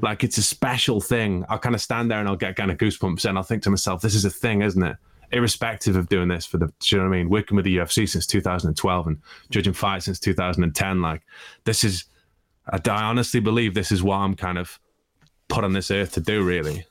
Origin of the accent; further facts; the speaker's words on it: Stoke-on-Trent, West Midlands, United Kingdom; moved away; also born or lived in Russia; I'm from Stoke